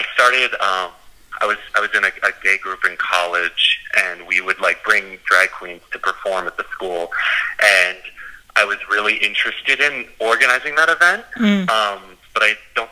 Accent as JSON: {"language": "English", "country": "United States", "tie": "born or raised there", "said": "I grew up just outside of New York City. About an hour and a half away, and I was in a pretty typical small town"}